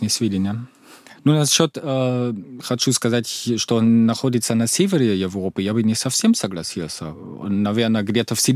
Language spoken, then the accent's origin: Russian; East Germany, Germany; Russian is a second language; Я сам из Восточной Германии.